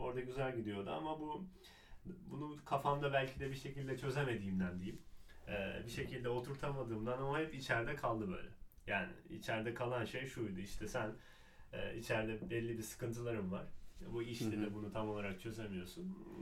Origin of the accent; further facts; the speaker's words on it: Istanbul, Turkey; Ben yani doğma büyüme İstanbulluyum